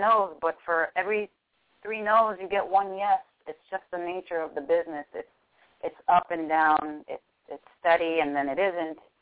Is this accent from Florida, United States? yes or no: yes; Miami, Florida, United States; born and raised in Miami, Florida